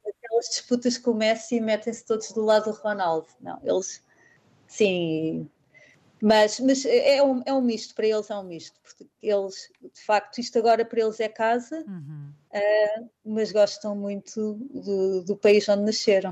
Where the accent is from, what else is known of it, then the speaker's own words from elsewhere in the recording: Portugal; moved away as an adult; also born or lived in Perth, Australia; now in Sydney, Australia; sinto-me portuguesa, não é? Isso nunca vai, nunca vai ser substituído, portanto, eu sou portuguesa